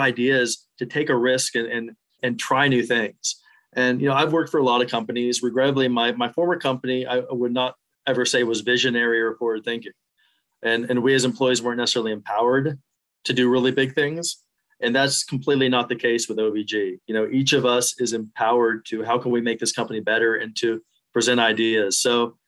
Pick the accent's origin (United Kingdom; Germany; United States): United States; Pittsburgh, Pennsylvania; moved away as an adult; also born or lived in West Virginia / Miami Beach, Florida; now in Austin, United States; I grew up outside of Pittsburgh, went to college in West Virginia